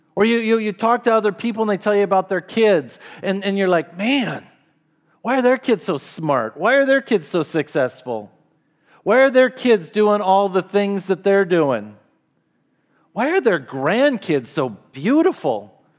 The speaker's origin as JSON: {"language": "English", "country": "United States", "said": "to be Americans and to live in this country"}